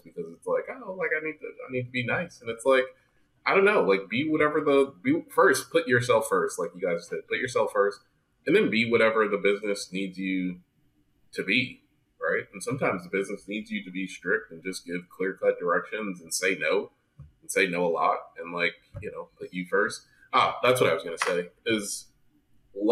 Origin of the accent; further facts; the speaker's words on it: New Jersey, United States; now in Fort Lauderdale, United States; I'm from New Jersey